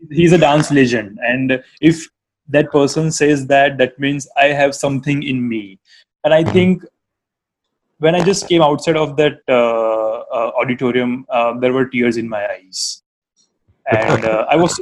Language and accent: English; Ahmedabad, Gujarat, India; from Ahmedabad